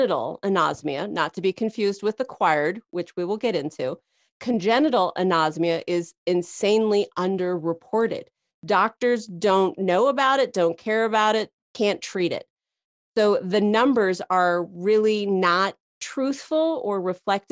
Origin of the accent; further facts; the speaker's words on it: Santa Fe, New Mexico, United States; I grew up in Santa Fe, New Mexico